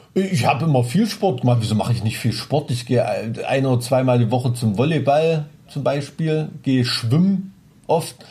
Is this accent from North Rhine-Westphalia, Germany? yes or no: no; Thuringia, Germany; ich bin ja ein Thüringer Junge, ich bin mit Wurst aufgewachsen